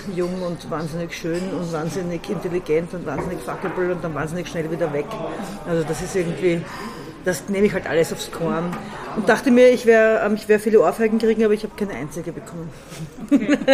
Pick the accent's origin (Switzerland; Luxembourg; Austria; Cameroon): Austria; Baden, Lower Austria; born or raised there; also born or lived in Vienna